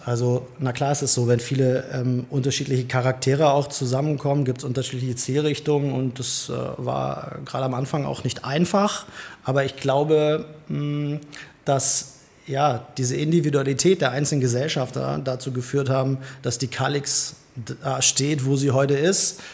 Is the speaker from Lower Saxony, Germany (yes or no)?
yes; Hildesheim, Lower Saxony, Germany; bin gebürtiger Hildesheimer, wenn man das so sagen kann. Habe meine komplette Schul- und Arbeitszeit bisher hier verbracht